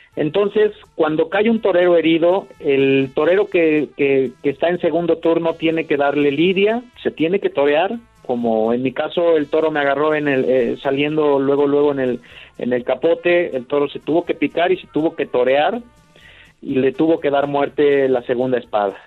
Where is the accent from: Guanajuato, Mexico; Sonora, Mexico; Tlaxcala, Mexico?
Tlaxcala, Mexico; Huamantla; aquí mismo en mi tierra, en Huamantla, Tlaxcala